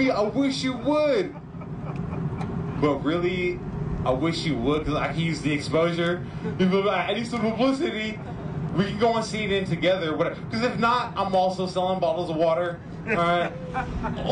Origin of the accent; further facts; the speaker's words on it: Oakland, California, United States; I'm from Oakland